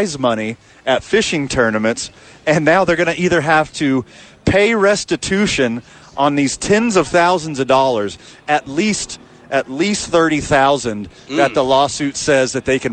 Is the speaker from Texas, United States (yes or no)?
yes; right outside of Houston, Texas, United States; now in Albuquerque, United States; I was born and raised right outside of Houston